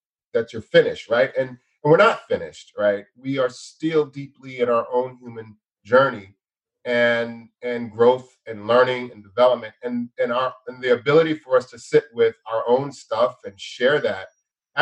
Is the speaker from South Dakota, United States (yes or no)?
no; outside of Los Angeles, Southern California, United States; I grew up outside of Los Angeles, outside in Southern California